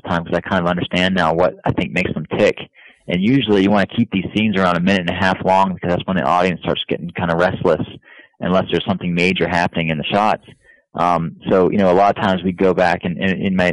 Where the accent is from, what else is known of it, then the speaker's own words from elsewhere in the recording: Florida, United States; I'm from Florida